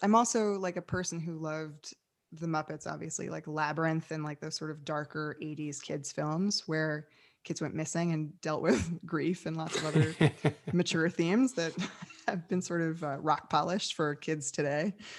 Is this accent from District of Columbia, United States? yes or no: no; New York City, New York, United States; moved away as an adult; now in Los Angeles, United States; I'm from New York City originally, uh, came out of the theater world